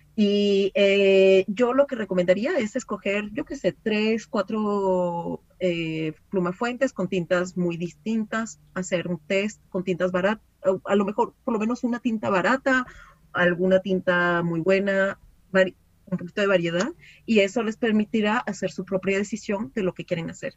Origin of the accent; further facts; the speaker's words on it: Venezuela; now in France; yo como era venezolana y no vivía en Francia, pues no tenía familia en Francia